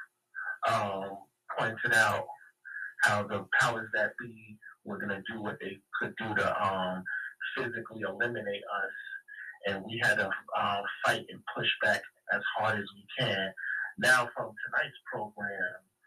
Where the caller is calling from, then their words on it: Lake Success, New York, United States; calling out of Lake Success, New York.